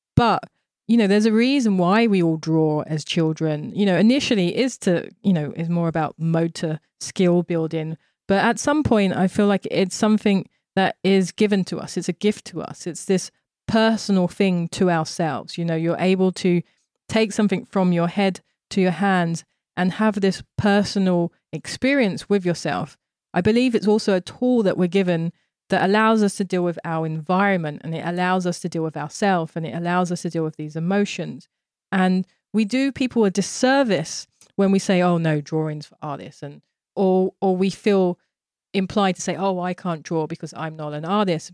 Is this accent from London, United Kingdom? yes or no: yes; London, United Kingdom; moved away as an adult; also born or lived in Tokyo, Japan; now in New York, United States; when I was growing up in Thamesmead, which was a, a very white racist environment